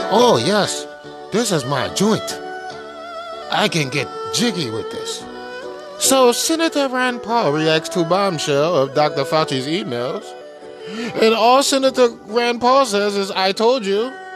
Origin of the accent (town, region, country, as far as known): China; moved away